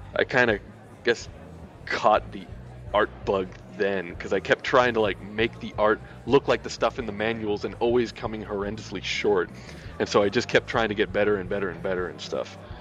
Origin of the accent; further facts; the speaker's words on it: Miami, Florida, United States; also born or lived in Louisiana; now in Vancouver, Canada; I was born in Louisiana but grew up in Miami